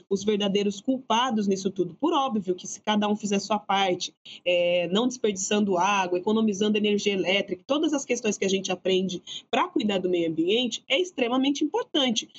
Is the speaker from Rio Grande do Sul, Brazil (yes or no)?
no; Araraquara, São Paulo, Brazil; de onde venho, né? Das periferias de Araraquara